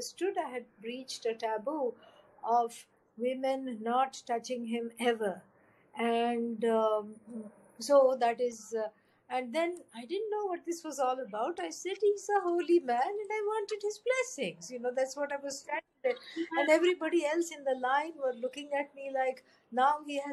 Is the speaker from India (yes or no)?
yes; India; grew up in an Orthodox family, very devout, full of prayers, rituals, chants every day